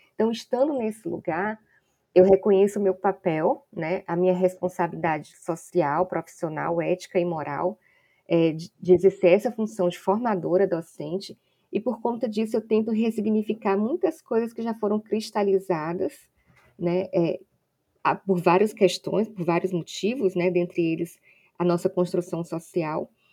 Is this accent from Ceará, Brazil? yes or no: yes; Ceará, Brazil; now in Salvador, Brazil; eu não sou baiana, eu sou cearense